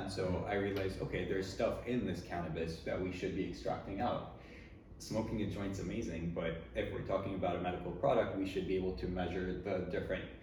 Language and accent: English; Tennessee, United States; born there; also born or lived in Switzerland; I was born in Tennessee. And very quickly after that, my parents moved to Switzerland.